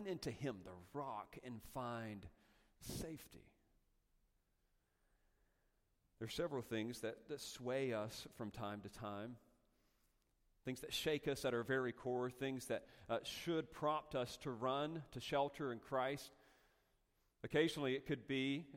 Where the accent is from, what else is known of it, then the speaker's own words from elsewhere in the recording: North Carolina, United States; moved away; also born or lived in Castaic, California; I'm from North Carolina